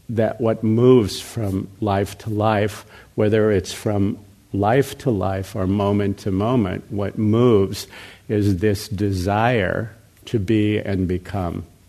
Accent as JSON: {"language": "English", "country": "United States", "tie": "born or raised there", "also_born_or_lived": "Burma", "said": "I grew up here in America, obviously, in, in the West"}